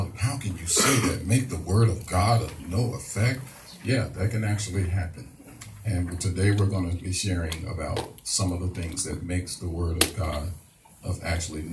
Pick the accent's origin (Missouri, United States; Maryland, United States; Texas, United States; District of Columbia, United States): Missouri, United States; St. Louis; moved away as an adult; also born or lived in Ferguson, Missouri; now in Harrisburg, United States; I'm originally from St. Louis, Missouri